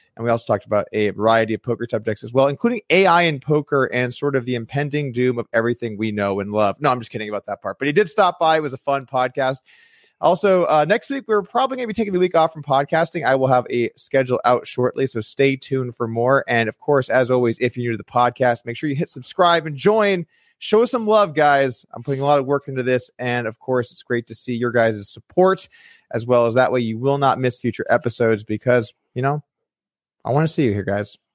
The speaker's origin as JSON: {"language": "English", "region": "California", "country": "United States", "tie": "born or raised there", "also_born_or_lived": "Las Vegas", "moved": "as an adult", "lives_now": "Texas, United States", "said": "I was born in California, I grew up in California"}